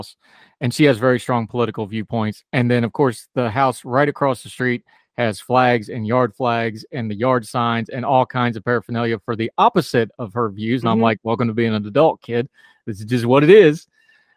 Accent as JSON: {"language": "English", "region": "West Virginia", "country": "United States", "tie": "born or raised there", "moved": "yes", "said": "I grew up in West Virginia"}